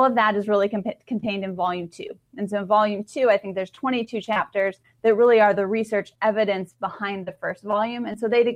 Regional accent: Iowa, United States; now in Texas, United States; I grew up in Iowa. I live in Texas now, but I grew up in Iowa

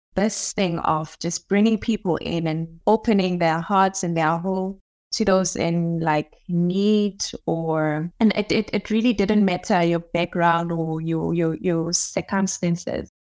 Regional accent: Nigel, Gauteng, South Africa; I grew up in Duduza. It's a very small township

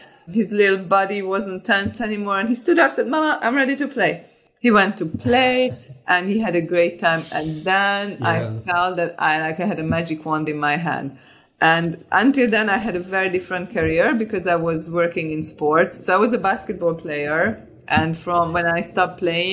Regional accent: Hungary; also born or lived in Switzerland; now in London, United Kingdom; I was born in Hungary. I was born during the communism, and I had a very, very nice childhood

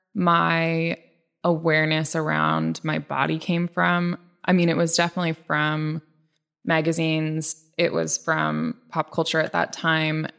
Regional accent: Bainbridge Island, Washington, United States; also born or lived in Ballard, Seattle; I was born in Ballard and then we moved to Bainbridge when I was about 6

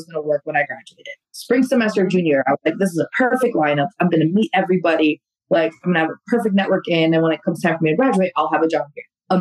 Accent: Albania; moved away; I come from Albania, like in Europe

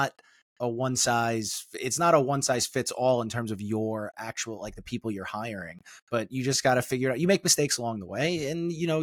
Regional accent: New York City, New York, United States; we're from the same place

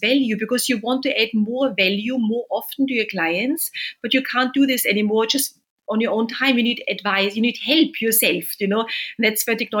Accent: Vienna, Austria; moved away as an adult; also born or lived in Berkeley, United States; now in London, United Kingdom; I'm originally from Vienna, which is the city of music and Mozart, you know, as you know, and wonderful food and wine. And then I came to Berkeley to study, actually, at the University of Berkeley

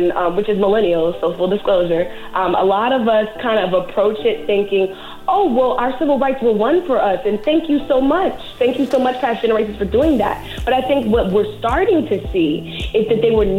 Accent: New Orleans, Louisiana, United States; I grew up in New Orleans, Louisiana

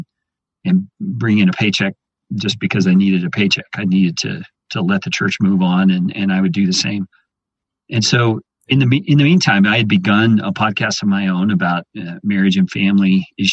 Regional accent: Texas Panhandle, United States; I grew up in the Panhandle area of Texas, very much a rural kind of a setting, small town

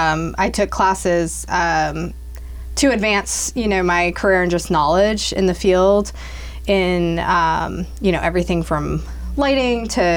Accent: Blackstone, Massachusetts, United States; now in Franklin, United States; I grew up nearby in Blackstone, actually. Most of my family is still around. So I grew up in Blackstone and then went to school, lived in the city for a while, and moved to Franklin

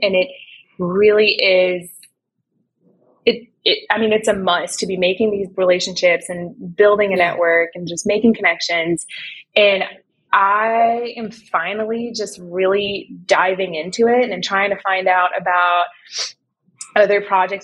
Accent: Canada; I'm originally from Canada

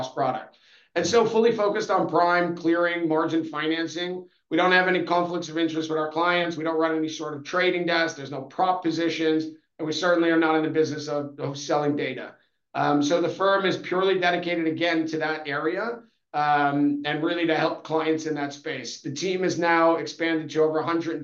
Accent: New York, United States; moved away as an adult; now in London, United Kingdom; I'm originally from New York, where I started my career down in Wall Street before moving for work to London in 2009

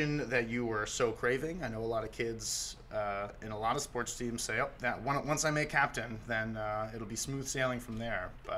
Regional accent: Boston, Massachusetts, United States; moved away as an adult; also born or lived in Oregon; now in Portland, United States; I grew up in Boston, and I rooted for the Celtics through high school

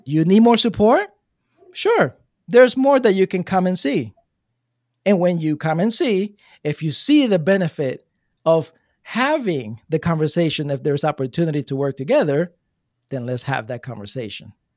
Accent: New Jersey, United States; moved away as an adult; now in Florida, United States; I come from Jersey

